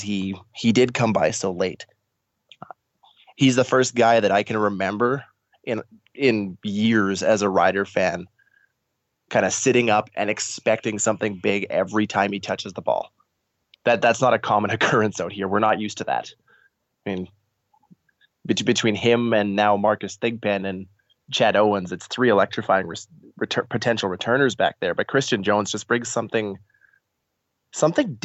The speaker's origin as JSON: {"language": "English", "region": "Saskatchewan", "country": "Canada", "tie": "born or raised there", "said": "years of growing up in Saskatchewan"}